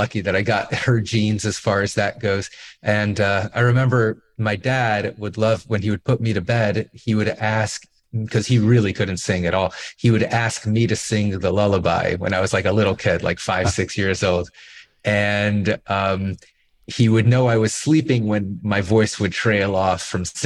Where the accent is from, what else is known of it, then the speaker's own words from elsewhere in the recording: Miami Beach, Florida, United States; I grew up in Miami Beach